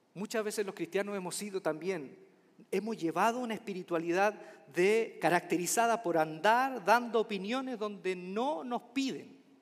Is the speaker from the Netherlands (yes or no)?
no; Chile; mi país, Chile